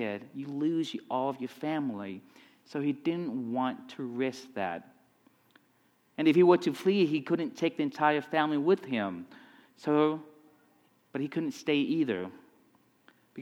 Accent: Vietnam; moved away; also born or lived in Texas; I grew up in Vietnam

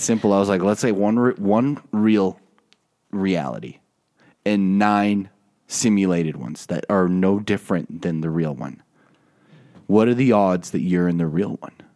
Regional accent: Utah, United States; I'm from Utah

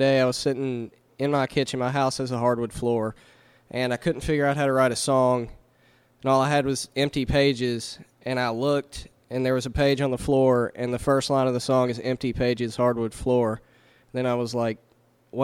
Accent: Winchester, Kentucky, United States; also born or lived in Campbellsville, Kentucky; I'm originally from Winchester, Kentucky, so it's my hometown.

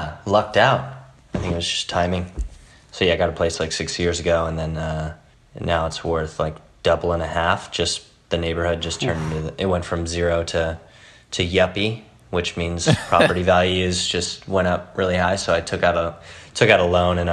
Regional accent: Whittier, California, United States; I was raised in Whittier, California, which is just a suburb about 20 minutes outside

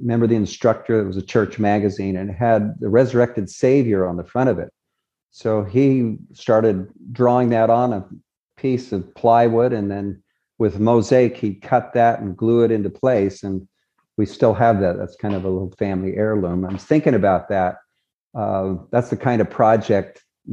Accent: Murray, Utah, United States; also born or lived in Nephi, Utah / Salt Lake City, Utah; I really grew up in Murray, Utah. I'm a Murray boy.

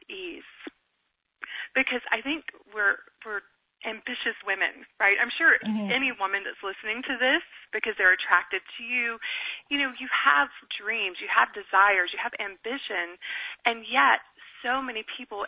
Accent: Deep South, United States; I grew up in the Deep South in the Bible Belt

